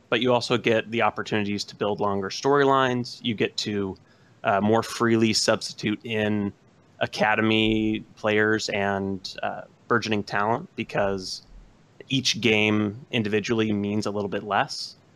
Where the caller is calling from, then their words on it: Modesto, California, United States; Modesto, California.